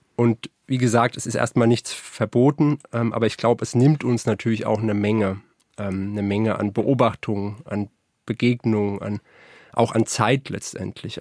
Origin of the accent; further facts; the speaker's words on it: Frankfurt, Hesse, Germany; ich komme aus Frankfurt